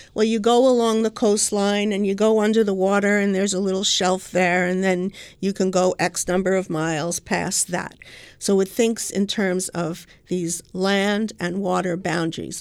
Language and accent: English; New York, United States; I'm a New Yorker